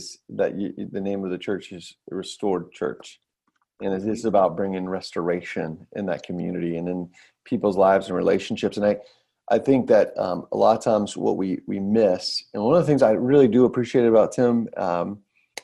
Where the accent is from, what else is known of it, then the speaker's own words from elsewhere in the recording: Atlanta, Georgia, United States; I'm from Atlanta